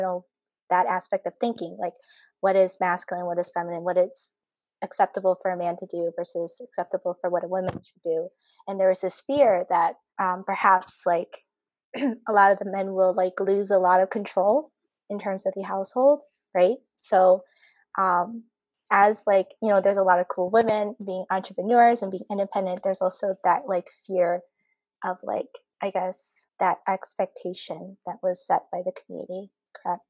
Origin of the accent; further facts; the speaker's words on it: Appleton, Wisconsin, United States; I'm from Appleton, Wisconsin